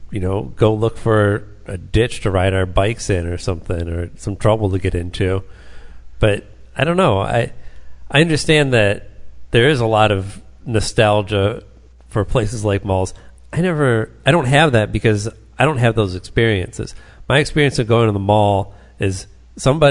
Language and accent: English; Taylor, Michigan, United States; I lived down the road from the mall that I grew up near in Taylor, the Southland Mall